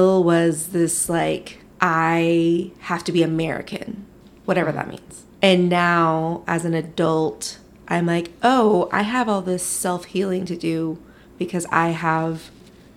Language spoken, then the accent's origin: English; Philippines; now in United States; my coming to America story from the Philippines